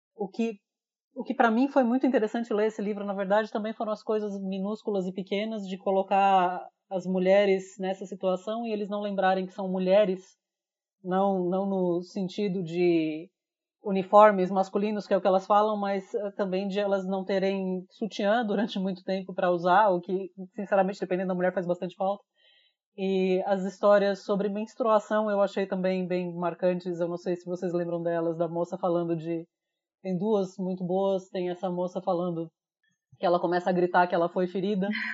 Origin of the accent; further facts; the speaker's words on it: Brazil; como brasileiro